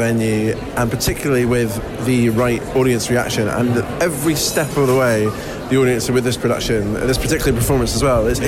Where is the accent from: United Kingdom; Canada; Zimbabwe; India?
United Kingdom; Edinburgh, Scotland; moved away; I am absolutely from the Scottish capital